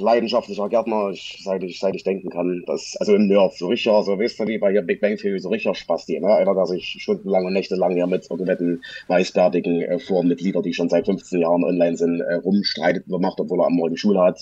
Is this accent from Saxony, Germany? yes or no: yes; Saxony, Germany; ich bin tatsächlich äh, in deiner Nähe aufgewachsen, oder was heißt in deiner Nähe? In Sachsen.